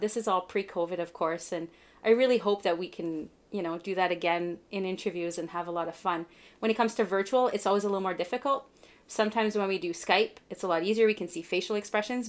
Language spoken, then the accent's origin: English; Canada; I'm Canadian